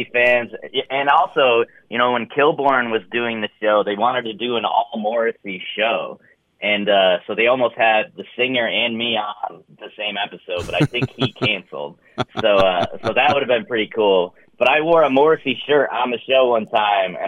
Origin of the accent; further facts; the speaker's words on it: upstate New York, United States; I was from upstate New York